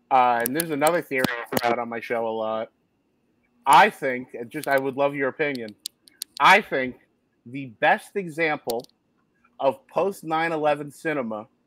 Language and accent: English; Secaucus, New Jersey, United States; i grew up uh, right across the hudson river yeah. Uh, from the city i grew up in Secaucus